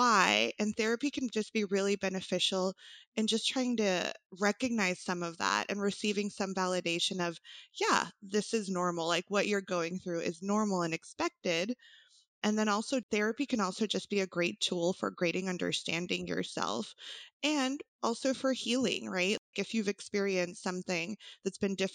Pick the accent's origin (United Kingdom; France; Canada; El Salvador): El Salvador; first language Spanish; English is a second language; now in Austin, United States; I did grow up in El Salvador with my family.